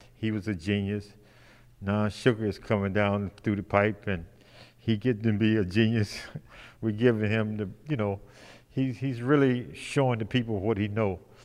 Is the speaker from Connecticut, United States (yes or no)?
no; Detroit, Michigan, United States; I'm from Detroit too